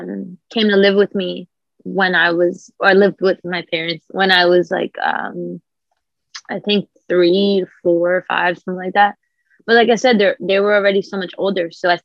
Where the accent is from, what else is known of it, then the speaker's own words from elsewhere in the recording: Bronx, New York, United States; because I'm still from the Bronx and I'm still like in real life.